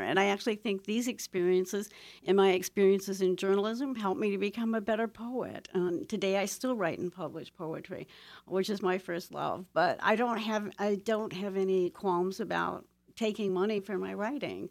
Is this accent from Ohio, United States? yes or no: yes; Toledo, Ohio, United States; moved away; I was born and raised in Toledo, Ohio, in the heart of the industrial belt.